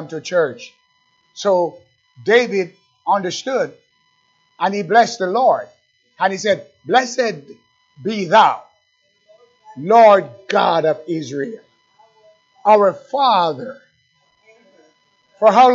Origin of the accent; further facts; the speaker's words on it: Jamaica; now in United States; I'm an American, but I was born in Jamaica